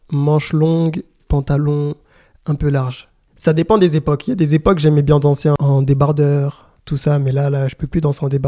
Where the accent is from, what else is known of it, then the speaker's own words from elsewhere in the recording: DR Congo; Bon, je suis congolais, j'ai besoin aussi de, de, me ressourcer par rapport à l'histoire.